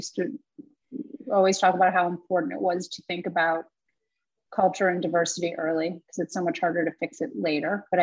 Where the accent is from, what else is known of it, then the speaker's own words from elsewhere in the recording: Chicago, Illinois, United States; also born or lived in San Francisco; now in New York, United States; I'm from Chicago. I'm a New Yorker.